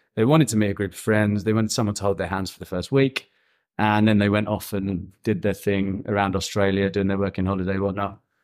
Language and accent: English; Birmingham, West Midlands, United Kingdom; moved away as an adult; also born or lived in Copenhagen; now in Thailand; I'm from a place called Birmingham in England